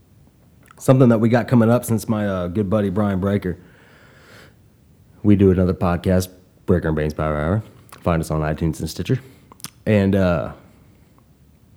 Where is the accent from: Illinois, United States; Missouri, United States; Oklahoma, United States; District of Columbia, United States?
Oklahoma, United States; Tulsa; my town, my hometown, my city, Tulsa, Oklahoma